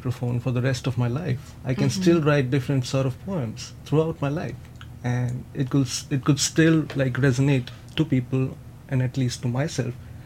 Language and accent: English; Mumbai, Maharashtra, India; moved away as an adult; now in San Francisco, United States; I grew up in Mumbai in India